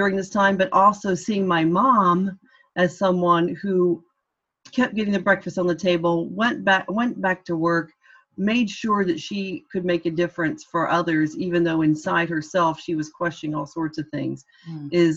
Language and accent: English; Indiana, United States; accent: American; moved away as an adult; also born or lived in Orlando / Washington, D.C. / Cork; now in Dublin, Ireland; I worked for a Democratic congressman from my home state of Indiana